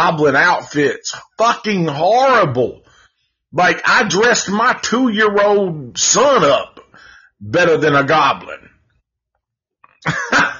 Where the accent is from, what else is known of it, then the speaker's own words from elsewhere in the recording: Nashville, Tennessee, United States; I'm from Nashville, Tennessee